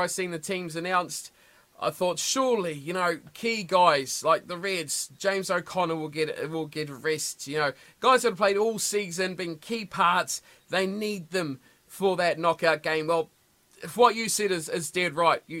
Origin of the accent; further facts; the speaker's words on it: the South Island of New Zealand, New Zealand; I'm from the South, always have been the South of the South